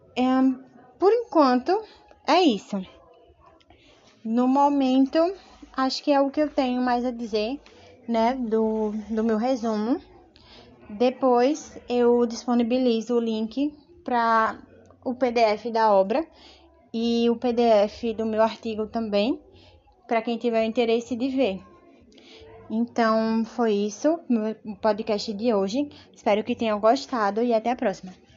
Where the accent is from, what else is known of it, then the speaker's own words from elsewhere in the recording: Sergipe, Brazil; Eu, como nordestina, é, sou de Sergipe, mas a minha família ela é essencialmente, né, na sua grande maioria do interior, tanto daqui de Sergipe quanto de Pernambuco.